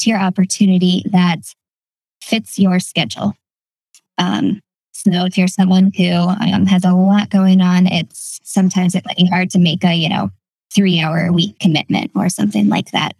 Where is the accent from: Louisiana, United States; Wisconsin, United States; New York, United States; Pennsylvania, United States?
Pennsylvania, United States; Northwestern; now in Lancaster, United States; I grew up in Northwestern Pennsylvania in a small town